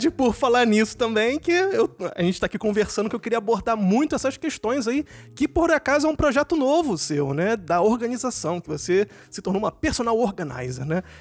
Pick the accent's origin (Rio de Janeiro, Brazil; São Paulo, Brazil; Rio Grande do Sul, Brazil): Rio de Janeiro, Brazil; moved away as an adult; now in Germany; eu cheguei aqui na Alemanha não tinha roupa de inverno nenhum, né? Que eu vim do Rio